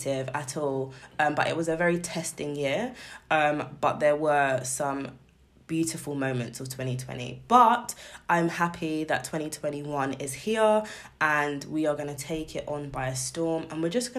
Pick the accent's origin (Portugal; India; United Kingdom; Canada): United Kingdom; we are from Britain